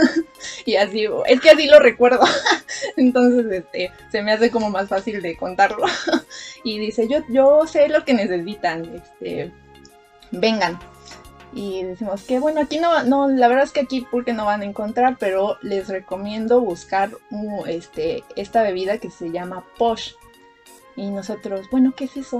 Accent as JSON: {"language": "Spanish", "region": "Mexico City", "country": "Mexico", "said": "como buenos chilangos que veníamos de allá"}